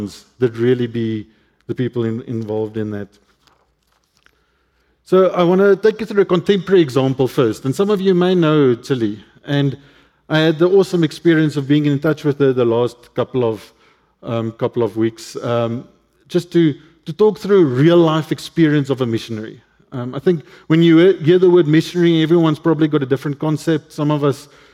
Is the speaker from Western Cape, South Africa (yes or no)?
yes; Cape Town, Western Cape, South Africa; English is a second language; I grew up in Cape Town, northern suburbs of Cape Town